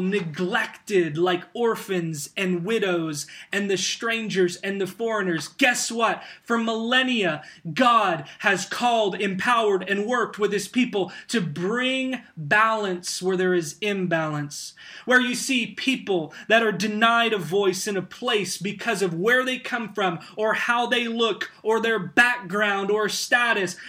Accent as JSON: {"language": "English", "country": "United States", "said": "as American Christians"}